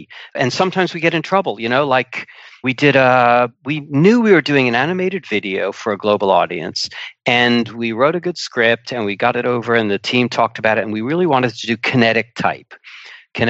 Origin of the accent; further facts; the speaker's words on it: United States; moved away as an adult; now in United Kingdom; I'm an American